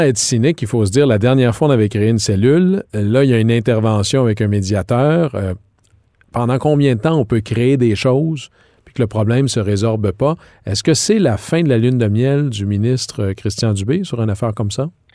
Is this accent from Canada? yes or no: yes; Quebec, Canada; chez nous au Québec.